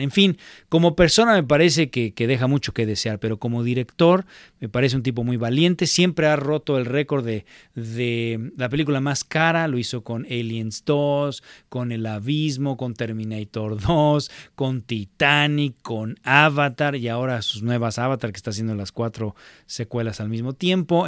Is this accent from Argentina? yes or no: no; Mexico; moved away; en México le iba yo a la América